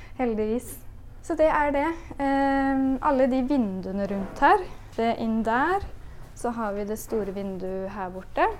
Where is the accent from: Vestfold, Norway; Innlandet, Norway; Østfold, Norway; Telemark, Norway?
Østfold, Norway; Spydeberg; moved away as an adult; also born or lived in Oslo; Jeg er fra Spydberg